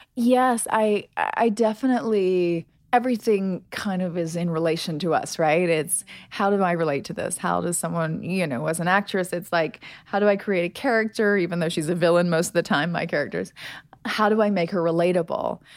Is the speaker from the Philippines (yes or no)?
no; United States; I'm from America